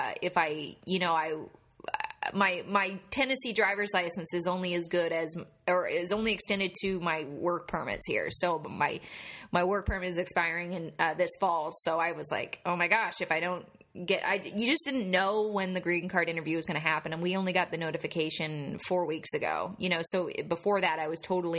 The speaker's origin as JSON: {"language": "English", "country": "Canada", "moved": "yes", "said": "I'm too Canadian"}